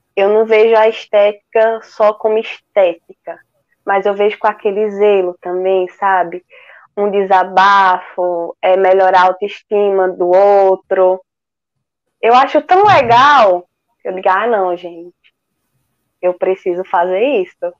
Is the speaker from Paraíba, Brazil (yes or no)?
no; Pesqueira, Pernambuco, Brazil; aqui na minha cidade, né? Eu sou de Pesqueira, Pernambuco.